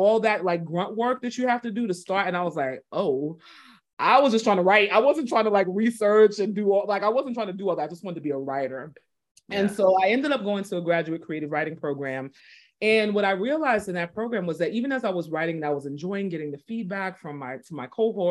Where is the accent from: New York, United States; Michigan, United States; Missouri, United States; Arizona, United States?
New York, United States; New York City; moved away as an adult; also born or lived in East Texas / Boston area; So I grew up in Brooklyn